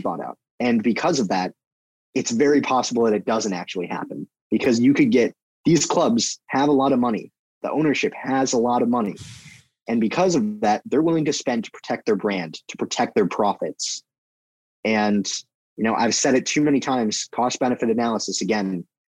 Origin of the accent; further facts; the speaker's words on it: United States; I'm an American